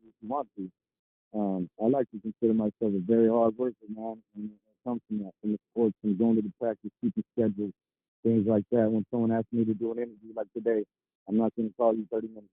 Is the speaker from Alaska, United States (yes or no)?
no; Stockton, California, United States; also born or lived in San Luis Obispo / Santa Barbara area, California; now in Central Coast, California, United States; I'm from Stockton, but I'm the Central Coast